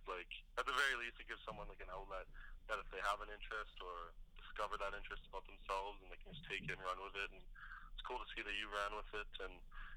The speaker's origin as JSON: {"language": "English", "town": "Prince George", "region": "British Columbia", "country": "Canada", "moved": "yes", "said": "I'm originally from Prince George, British Columbia"}